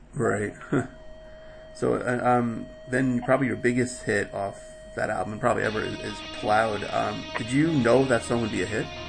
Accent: New York City, New York, United States; in Queens, my hometown

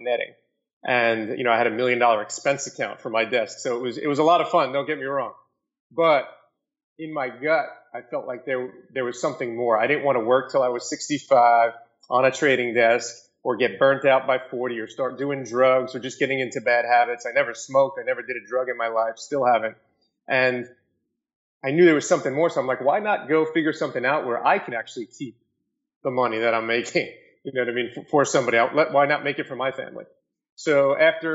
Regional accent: New York City, New York, United States; I grew up in Staten Island, New York, and went to Monsignor Farrell High School

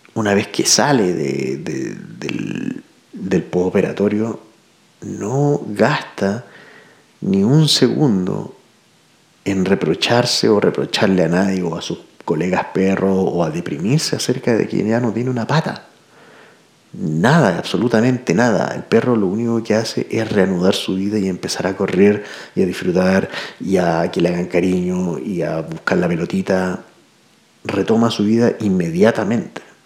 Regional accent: Santiago, Santiago Metropolitan Region, Chile; Soy de Santiago

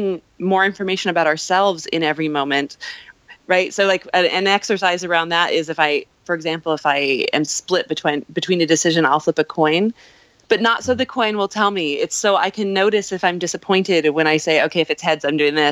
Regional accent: Montana, United States; also born or lived in Escondido, California; now in New York, United States; I was born in California but raised in Montana. And I came to New York from Montana.

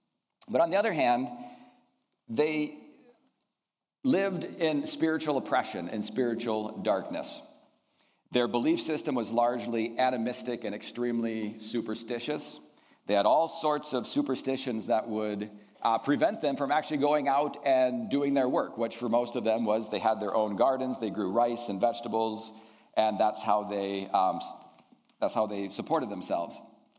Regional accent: Indonesia; I grew up in Indonesia, and I'd like to share a little bit about that.

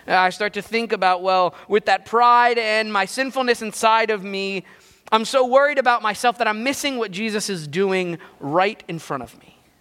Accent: New Jersey, United States; I grew up in Jersey

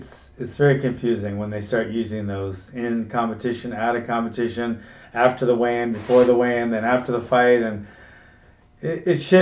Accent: Hawaii, United States; since I was a little kid growing up in Hawaii

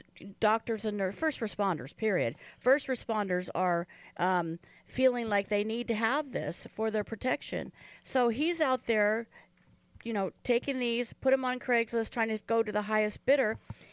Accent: Independence, Oregon, United States; And I grew up in the Oregon area, and my early years were just outside of Salem in Independence.

